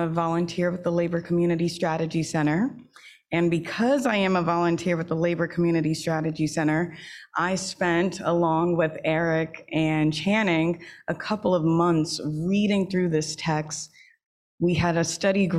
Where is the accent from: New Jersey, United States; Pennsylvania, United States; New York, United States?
New York, United States; moved away; I was raised in New York